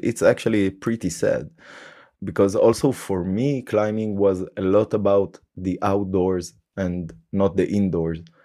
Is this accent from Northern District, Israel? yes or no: no; Haifa, Haifa District, Israel; moved away as an adult; now in Germany; my hometown to haifa